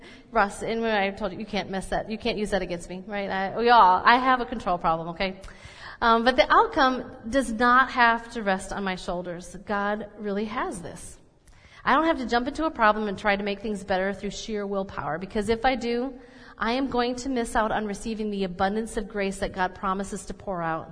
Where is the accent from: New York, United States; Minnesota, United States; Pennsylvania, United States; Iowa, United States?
Minnesota, United States; I'm Minnesotan or that I'm mainly German